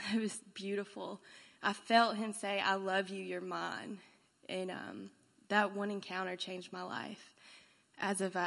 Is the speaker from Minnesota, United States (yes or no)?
no; Birmingham, Alabama, United States; I'm from Birmingham, Alabama